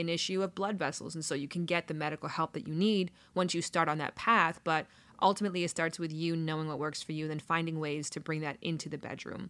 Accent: Toronto, Ontario, Canada; now in Los Angeles, United States; I'm from Toronto originally.

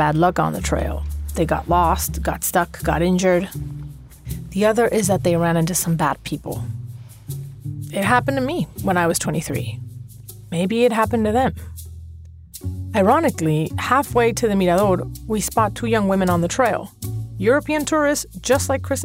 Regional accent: Caracas, Capital District, Venezuela; moved away; my hometown in Venezuela

